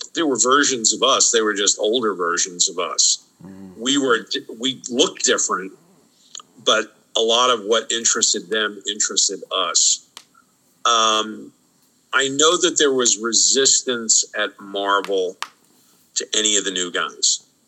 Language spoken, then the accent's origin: English; New York City, New York, United States; I grew up in New York City